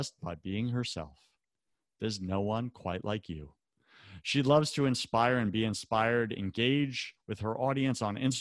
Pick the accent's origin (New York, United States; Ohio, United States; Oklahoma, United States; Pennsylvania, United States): New York, United States; I'm from New York